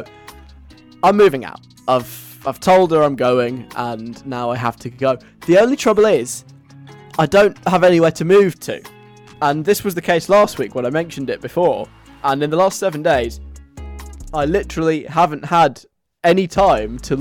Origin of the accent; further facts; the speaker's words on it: England, United Kingdom; as an English person